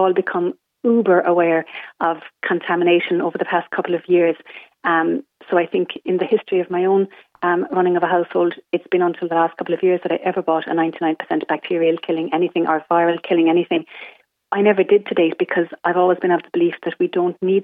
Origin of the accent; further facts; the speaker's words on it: Ireland; we're Irish